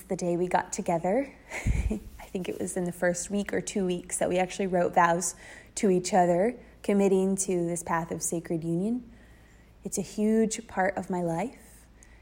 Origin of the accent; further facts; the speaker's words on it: Dayton, Ohio, United States; I grew up in Dayton, Ohio, pretty small town